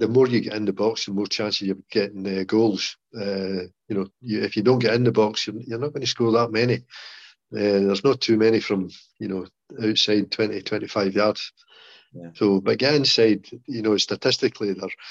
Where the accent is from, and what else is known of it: Scotland, United Kingdom; accent: Scottish